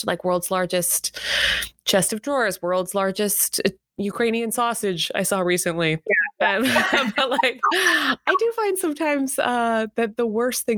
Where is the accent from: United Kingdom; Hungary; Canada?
Canada; as a Canadian